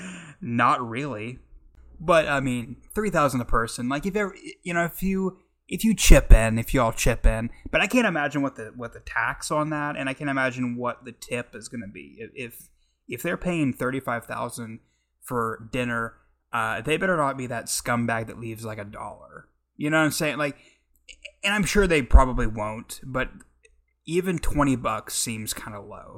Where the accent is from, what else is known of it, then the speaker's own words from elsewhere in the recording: Oklahoma, United States; I'm from the Midwest, Oklahoma